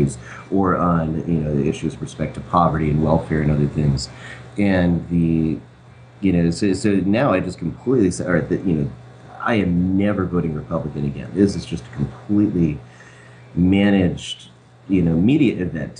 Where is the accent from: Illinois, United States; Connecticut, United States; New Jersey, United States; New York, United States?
Connecticut, United States; moved away; Originally, I'm from Connecticut